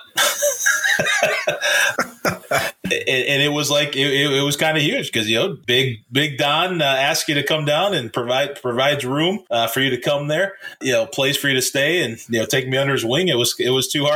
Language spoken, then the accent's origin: English; Minneapolis, Minnesota, United States; I grew up in Minneapolis